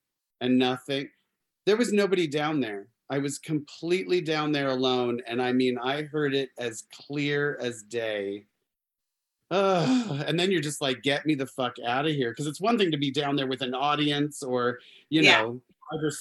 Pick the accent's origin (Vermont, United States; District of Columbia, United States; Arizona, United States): Arizona, United States; I grew up in Arizona.